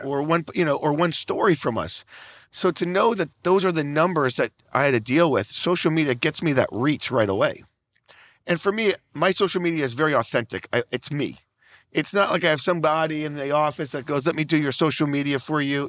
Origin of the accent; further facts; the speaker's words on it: Naples, Florida, United States; I'm from Naples, Florida, very small retirement community on the other side of Naples, I mean, on the other side of Florida